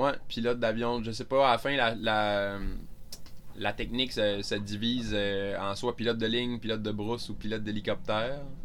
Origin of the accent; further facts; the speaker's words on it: Carleton-sur-Mer, Quebec, Canada; moved away as an adult; je viens de la Gaspésie. J'ai fait mon primaire, secondaire, cégep, euh, dans une petite ville qui s'appelle Carleton, maintenant Carleton-sur-Mer